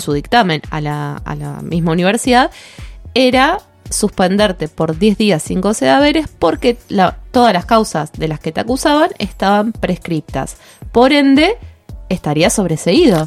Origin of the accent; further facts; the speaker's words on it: Argentina; nosotros como país, Argentina